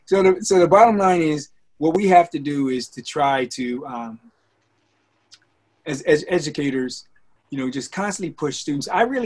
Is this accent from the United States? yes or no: yes; Chicago, Illinois, United States; And even though I was from Chicago, in college, I took a class on the history of Chicago.